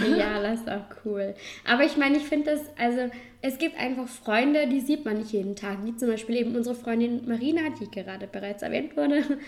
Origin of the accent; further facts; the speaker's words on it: Vorarlberg, Austria; accent: Vorarlberg dialect; man unterteilt Vorarlberg eigentlich in Oberland und Unterland. Wohnen tue ich im Oberland